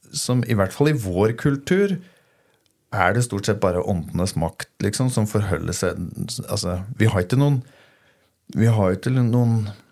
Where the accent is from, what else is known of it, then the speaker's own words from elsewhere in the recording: Toten, Innlandet, Norway; hjemme på Toten